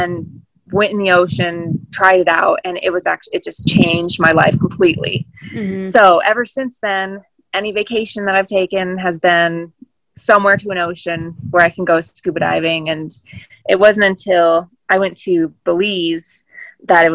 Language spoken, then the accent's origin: English; Colorado, United States; growing up in Colorado, I think I went to the ocean like once growing up